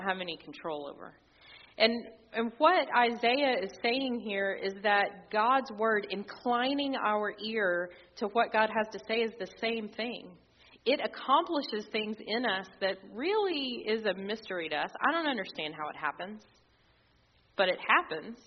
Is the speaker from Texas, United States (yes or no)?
yes; Texas, United States; as a Texan